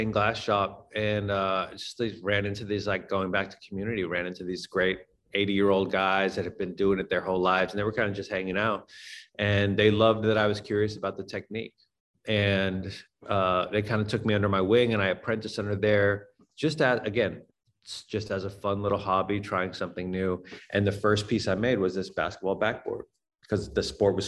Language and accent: English; Boston, Massachusetts, United States; I grew up in Boston